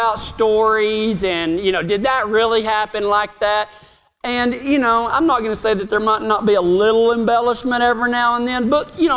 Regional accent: Reagan County, Texas, United States; my dad got sick of the local politics in my hometown, and halfway through his second term as the elected sheriff of Reagan County

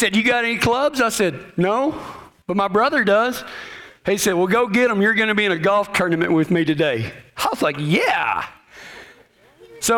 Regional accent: Texas, United States; I'm from Texas

